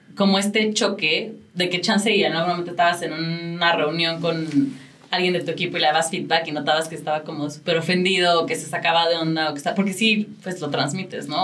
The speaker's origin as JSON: {"language": "Spanish", "country": "Mexico", "said": "como mexicanos lo hemos tenido que ir aprendiendo"}